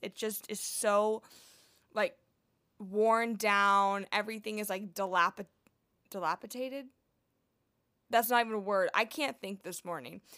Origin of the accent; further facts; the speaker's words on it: Houston, Texas, United States; I'm from Houston and I've been a dancer my whole entire life